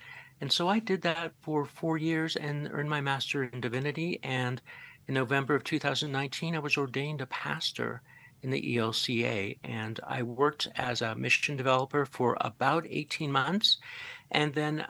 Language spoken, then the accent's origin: English; Boulder, Colorado, United States; I'm also a licensed professional counselor in the state of Colorado. I was born and raised in Boulder, Colorado